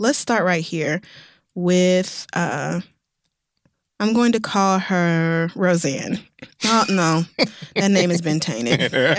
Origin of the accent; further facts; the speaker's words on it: Oklahoma, United States; I'm literally Native American. Like, do you have, maybe because I grew up in Oklahoma, I actually do know what has happened to Native Americans